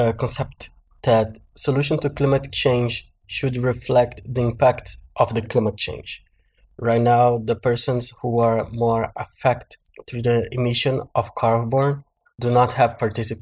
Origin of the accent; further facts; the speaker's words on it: Belo Horizonte, Minas Gerais, Brazil; I am from a favela at the state of Minas Gerais in Brazil. My family used to live in the streets of Belo Horizonte until the 90s